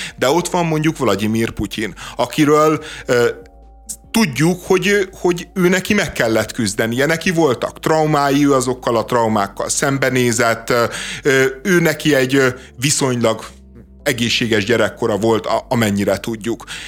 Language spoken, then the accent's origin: Hungarian; Budapest, Hungary